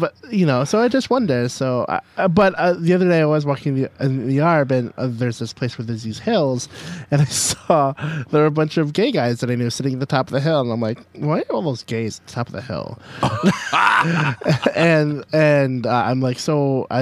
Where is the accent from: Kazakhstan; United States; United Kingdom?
United States; Missouri; I'm from Missouri